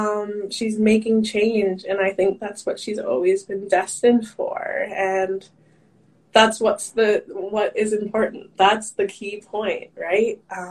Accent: Grand Prairie, Texas, United States; growing up in Grand Prairie, in my school, like other than my brother, there might have been a few other like colored people, those kind of things.

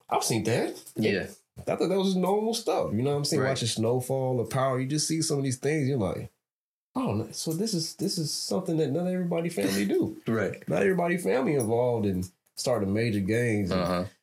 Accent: Chicago, Illinois, United States; So uh, to give a little bit of my background, I am from Chicago, Chicagoland area. You know I mean? Most of my family's from the South Side.

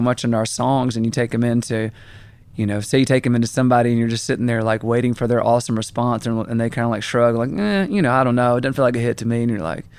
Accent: Augusta, Georgia, United States; Man, I grew up in Augusta, Georgia.

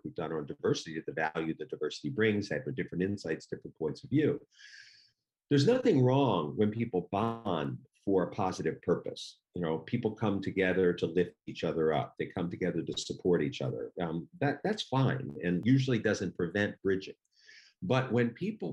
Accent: Washington, District of Columbia, United States; I was from Washington, D.C., not quite the North

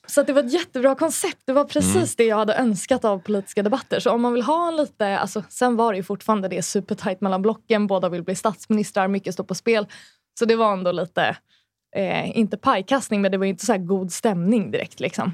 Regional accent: Sundbyberg, Stockholm County, Sweden; Hallonbergen där jag växte upp

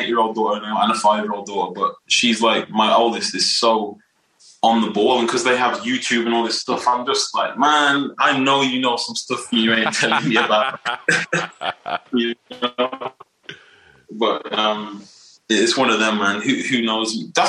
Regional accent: Wolverhampton, West Midlands, United Kingdom; I'm here right now. I still live here, born and raised.

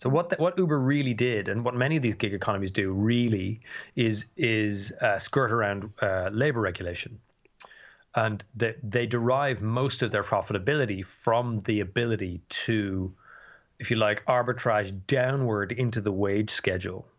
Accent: Dublin, Leinster, Ireland; I'm from Dublin

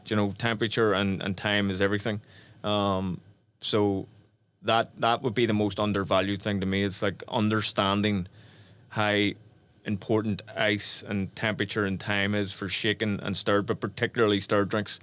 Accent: Belfast, Northern Ireland, United Kingdom; my life growing up in Belfast

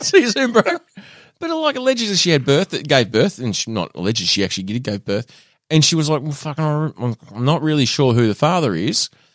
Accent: Australia; also born or lived in Burnie, Tasmania; we are white Australian males

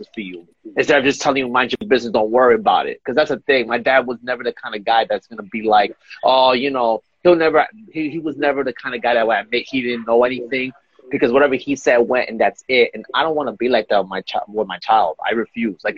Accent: New York City, New York, United States; I grew up in New York, and back when I was growing up, you know, I used to see people sometimes get shot in the block for no reason, because that's just the kind of neighborhood I lived in, especially in Bushwick, in Brooklyn, New York

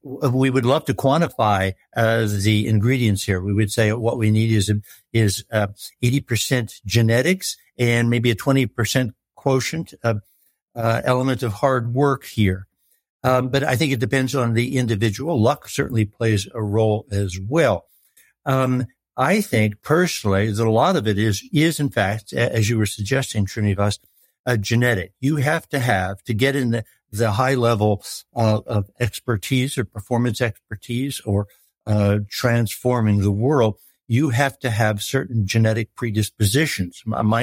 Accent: United States; American Farm Boy, which is sort of where I came from.

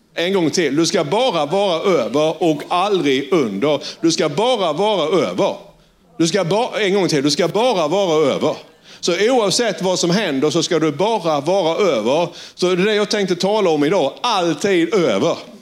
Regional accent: Sölvesborg, Blekinge, Sweden; accent: Sölvesborg dialect; jag var från Sölvesborg och engelskan var både bruten, den var extremt dålig och det var på klingande sölvesborgska.

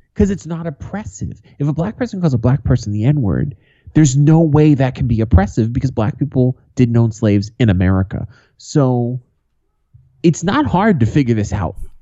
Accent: Boston, Massachusetts, United States; When I was a kid, growing up in Boston

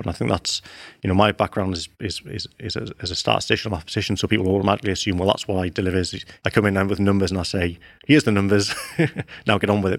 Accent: Newcastle upon Tyne, North East England, United Kingdom; moved away; I grew up in Newcastle

